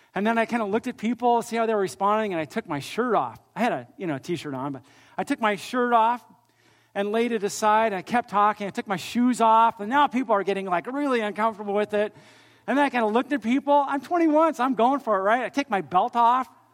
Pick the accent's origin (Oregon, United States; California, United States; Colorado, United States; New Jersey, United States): California, United States; I grew up actually here in California